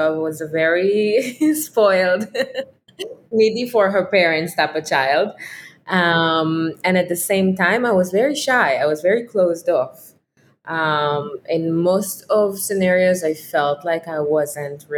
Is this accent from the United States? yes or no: no; Israel; moved away as an adult; I was growing up in Israel